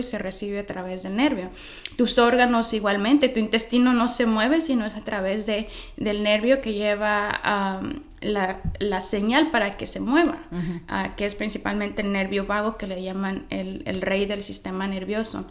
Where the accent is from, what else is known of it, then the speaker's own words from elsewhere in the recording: Michoacán, Mexico; moved away as an adult; also born or lived in Los Angeles, United States; soy originalmente de Michoacán, pero a los 19, 20 años vine a Los Ángeles